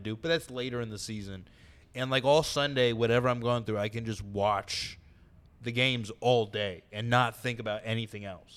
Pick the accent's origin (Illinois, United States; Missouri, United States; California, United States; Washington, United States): California, United States; San Diego; I'm from San Diego